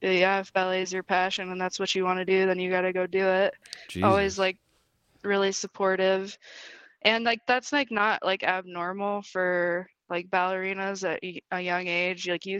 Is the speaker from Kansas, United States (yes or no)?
yes; Wichita, Kansas, United States; born there; So I was born in Wichita, Kansas.